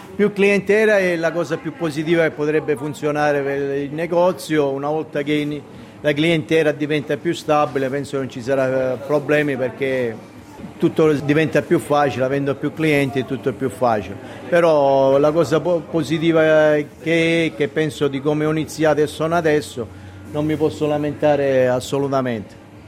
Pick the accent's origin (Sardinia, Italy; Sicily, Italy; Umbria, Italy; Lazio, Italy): Sicily, Italy; Rodì Milici; moved away as an adult; now in Australia; Rodin Milic, un piccolo paesetto che se lo guardi sulla cartina geografica deve avere la lente di ingrandimento